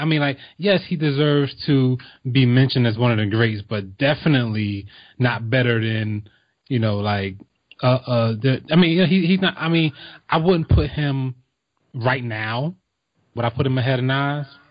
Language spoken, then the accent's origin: English; East Coast, United States; I grew up on the East Coast